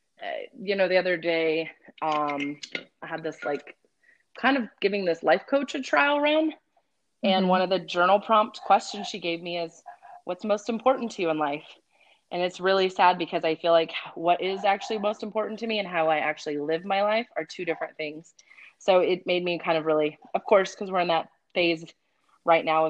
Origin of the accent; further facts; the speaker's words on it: Victoria, Texas, United States; also born or lived in Corpus Christi, Texas / Kansas City; now in Austin, United States; I grew up in South Texas, so Victoria, Texas